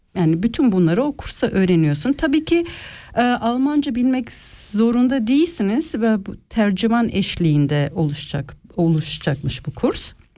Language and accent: Turkish; Switzerland; also born or lived in Ticino, Switzerland; Ben burada doğdum.